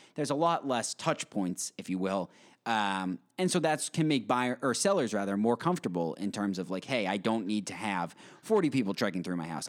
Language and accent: English; Westborough, Massachusetts, United States; I lived in Westboro for my basically my whole life